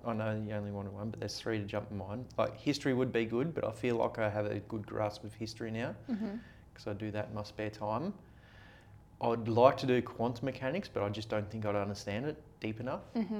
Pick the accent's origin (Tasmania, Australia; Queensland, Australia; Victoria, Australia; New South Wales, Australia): New South Wales, Australia; Ulladulla; Ulladulla. Narrawolly, sorry.